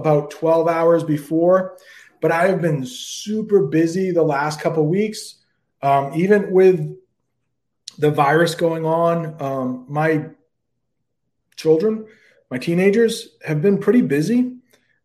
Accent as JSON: {"language": "English", "country": "United States", "said": "I'm an American"}